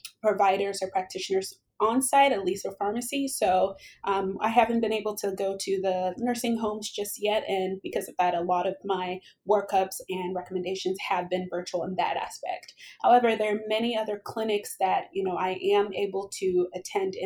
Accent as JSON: {"language": "English", "town": "Cincinnati", "region": "Ohio", "country": "United States", "also_born_or_lived": "Columbus, Ohio", "moved": "as an adult", "lives_now": "Arizona, United States", "said": "I am actually from Cincinnati, Ohio."}